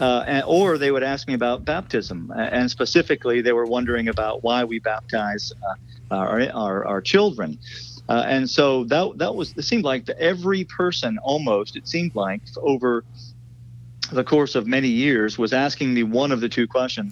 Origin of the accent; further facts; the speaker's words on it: South Louisiana, United States; I grew up in South Louisiana, and my whole family has been in South Louisiana for for generations